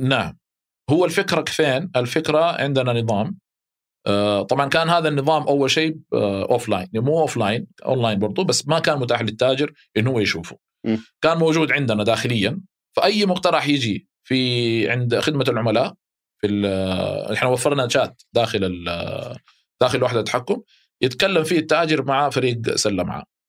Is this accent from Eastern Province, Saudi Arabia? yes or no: no; Mecca, Makkah Province, Saudi Arabia; اهلي هناك